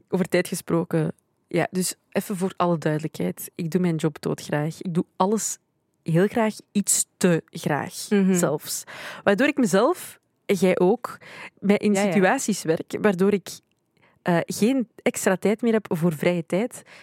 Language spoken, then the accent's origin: Dutch; Belgium; ik ben in België geboren, dus ik zie België altijd wel als, het, als mijn thuisland, denk ik dus ik, ik, ben, ik, ik ben hier opgegroeid